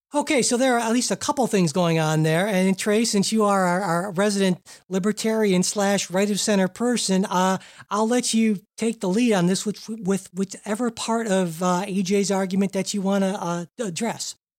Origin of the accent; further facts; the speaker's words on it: Cleveland, Ohio, United States; from Cleveland, Ohio, my hometown